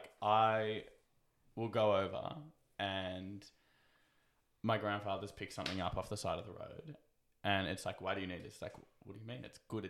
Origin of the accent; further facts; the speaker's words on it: Australia; I consider myself a Jewish Australian.